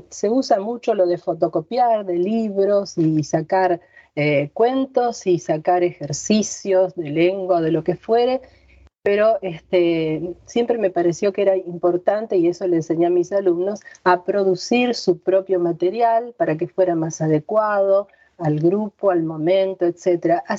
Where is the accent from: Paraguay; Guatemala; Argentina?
Argentina; En, castellano o en argentino, como escriben eh, aquí en mi tierra.